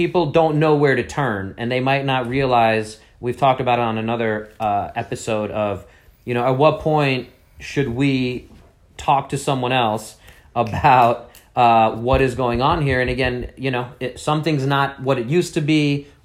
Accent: New York City, New York, United States; I'm this guy from Brooklyn, New York

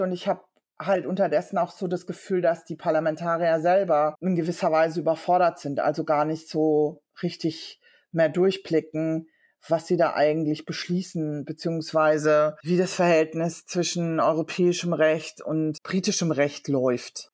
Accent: Germany; moved away as an adult; now in London, United Kingdom; bin eigentlich ähm, ja, gebürtige Deutsche und habe seit einem Jahr auch die britische Staatsangehörigkeit

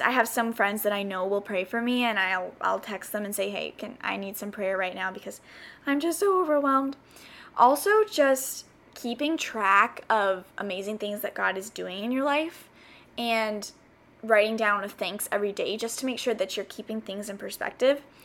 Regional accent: the South, United States; moved away as an adult; also born or lived in South Carolina; now in California, United States; growing up in the South

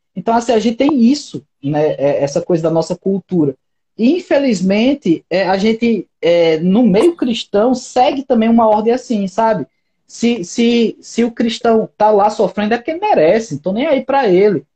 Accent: Brazil; eu moro no Brasil, nunca saí do Brasil

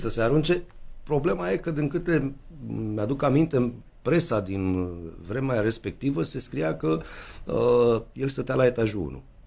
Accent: Romania; ne-am născut în România din părinți căriți de la Buzău

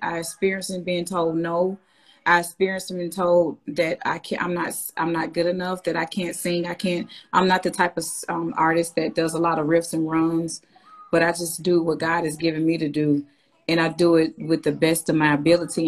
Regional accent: Birmingham, Alabama, United States; moved away as an adult; now in Nashville, United States; I'm from Birmingham, Alabama

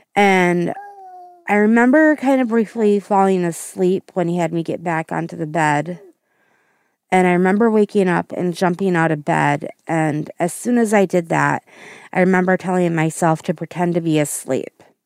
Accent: Central Wisconsin, United States; I am from Central Wisconsin area

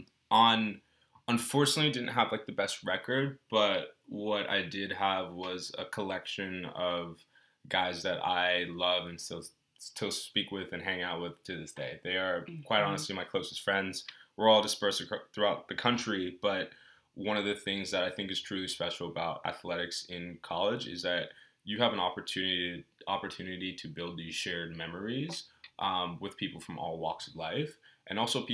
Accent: Texas, United States; also born or lived in Belgium; Moved to Texas and was in Texas from second grade till I graduated high school.

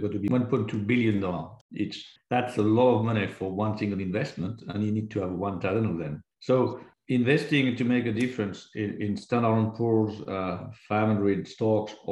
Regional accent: France; I was born in France

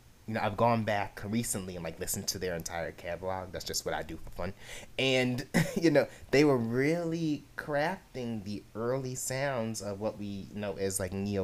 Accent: New York, United States; I'm from New York

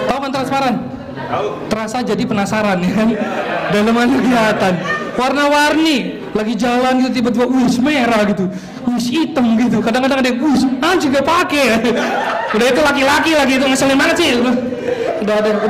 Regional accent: North Sumatra, Indonesia; Ya kenalkan … dan saya orang Batak.

